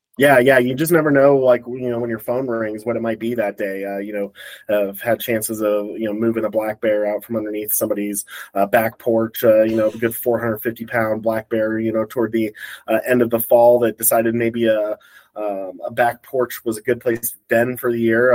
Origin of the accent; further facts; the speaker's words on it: Colorado Springs, Colorado, United States; I grew up in Colorado Springs